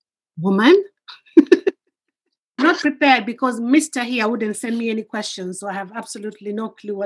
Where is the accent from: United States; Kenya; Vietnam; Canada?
Kenya; moved away as an adult; now in United Kingdom